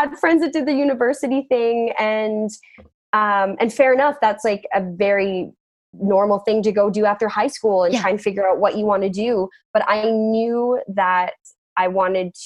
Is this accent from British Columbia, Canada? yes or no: yes; Whistler, British Columbia, Canada; growing up in Whistler, we had such a tight community and all my friends I've known since kindergarten